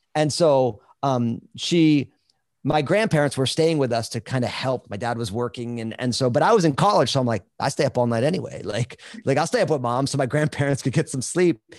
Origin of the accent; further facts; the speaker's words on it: New Jersey, United States; now in Vancouver, Washington, United States; I'm all Italian from New Jersey